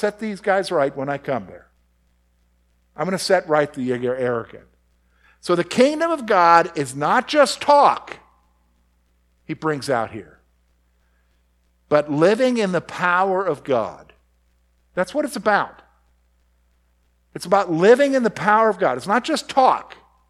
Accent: the Carolinas, United States; in my growing up in the Carolinas, where my daddy would say, go get a switch.

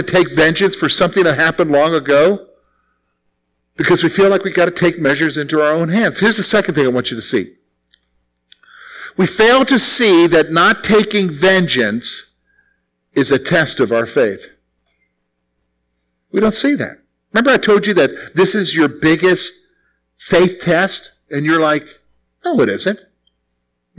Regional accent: the South, United States; as a kid growing up in the South.

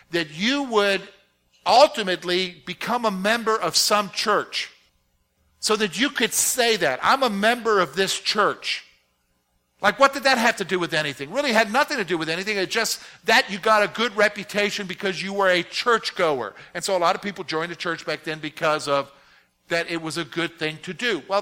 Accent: South Carolina, United States; also born or lived in Virginia; And a good portion of my growing up years was in South Caro

